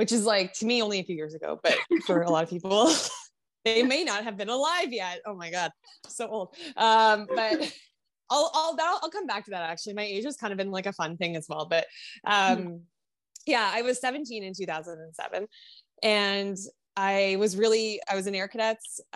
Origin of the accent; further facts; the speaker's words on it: Ottawa, Ontario, Canada; I grew up in Ottawa, which had, like, a pretty solid, I mean, it's the capital